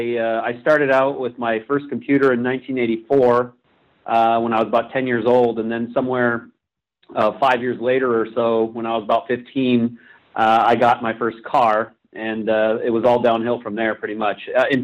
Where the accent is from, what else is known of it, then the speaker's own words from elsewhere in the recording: Ventura, California, United States; moved away as an adult; also born or lived in Indiana / Shanghai, China / Silicon Valley, California; So I am a fourth-generation native Californian, if you can believe that, kind of rare. But I grew up in the Los Angeles area. I spent most of my life, I guess, near the coast in Ventura, California.